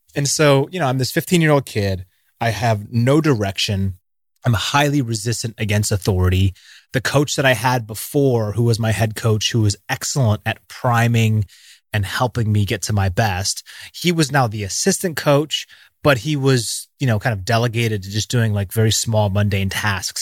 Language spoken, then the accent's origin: English; Seattle, Washington, United States; Growing up in Seattle, it rains all the time